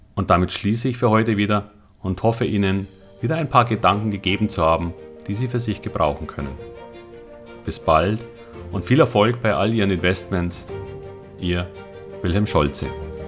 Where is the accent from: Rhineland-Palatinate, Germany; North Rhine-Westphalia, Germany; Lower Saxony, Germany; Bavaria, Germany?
Bavaria, Germany; Munich; Ich wollte, obwohl Münchner, immer am Wasser wohnen